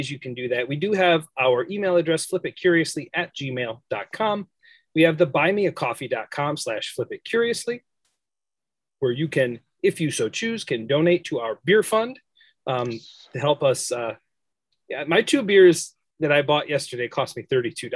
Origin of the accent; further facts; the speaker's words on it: United States; because I'm from America.